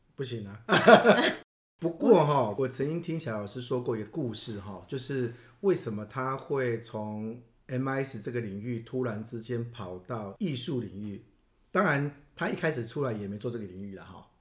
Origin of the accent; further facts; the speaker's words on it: Taiwan; 我们台湾人